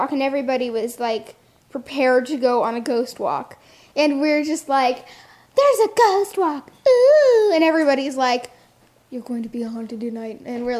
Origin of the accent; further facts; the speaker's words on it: Arizona, United States; But I'm from Arizona. It's hot here. Sedona... Up in the mountains.